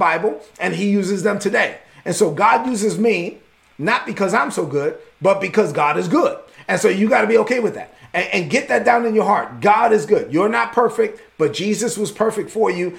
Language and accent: English; New York City, New York, United States; I was raised as a son of immigrants in East New York, Brooklyn